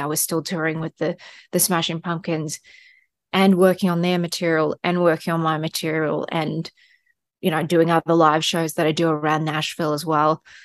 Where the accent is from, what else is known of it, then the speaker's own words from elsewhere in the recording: Australia; moved away; maybe it's being Australian as well